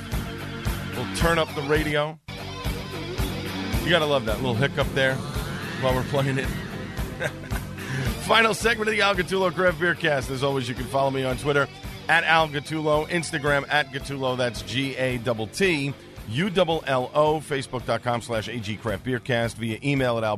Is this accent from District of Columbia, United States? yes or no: no; New York City, New York, United States; old friends that I grew up with on Staten Island